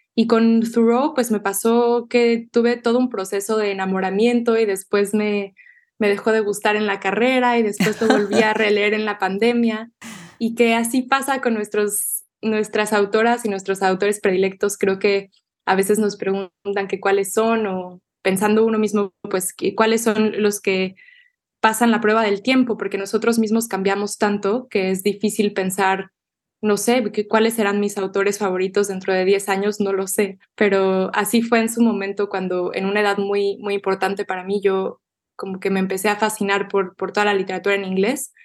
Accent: Mexico City, Mexico; first language Spanish; moved away as an adult; now in Austin, United States; la Ciudad de México, para bien y para mal, me parece es un campo magnético para las artes y yo lo agradezco mucho porque ahí nací

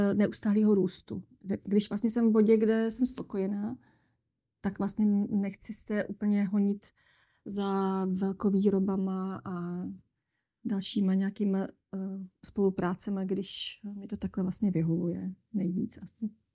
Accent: Humpolec, Vysočina Region, Czechia; Vysočinu, odkud pocházím z Humpolce

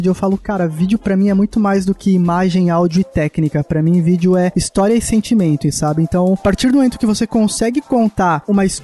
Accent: São Paulo, Brazil; now in Blumenau, Brazil; eu sou natural de São Paulo, mas eu moro em Santa Cataralha. Moro em Santa, Santa Catarina, cara. Blumenau.

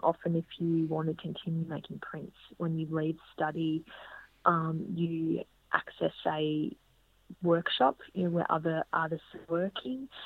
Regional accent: Geelong, Victoria, Australia; also born or lived in Bendigo; now in Melbourne, Australia; I'd grown up in Geelong.

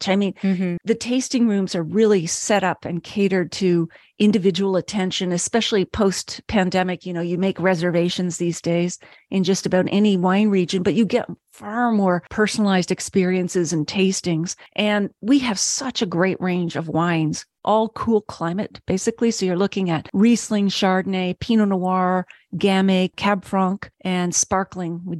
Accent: Nova Scotia, Canada; moved away; you know, I'm originally from Nova Scotia.

